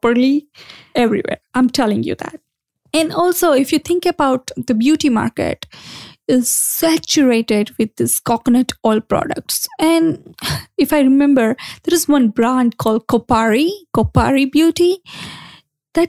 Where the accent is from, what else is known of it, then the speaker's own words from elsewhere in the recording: India; growing up in India